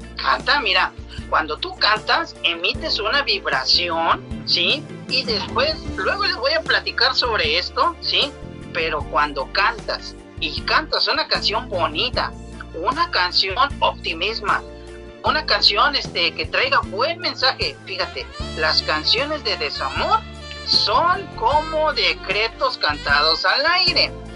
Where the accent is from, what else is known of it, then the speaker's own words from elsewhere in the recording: Ciudad Victoria, Tamaulipas, Mexico; nosotros somos de Ciudad Victoria, Tamaulipas